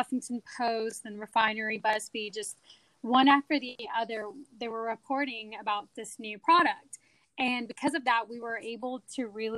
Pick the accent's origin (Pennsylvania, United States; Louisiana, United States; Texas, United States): Texas, United States; Austin; also born or lived in India / Urbana-Champaign, Illinois; I am an Austin local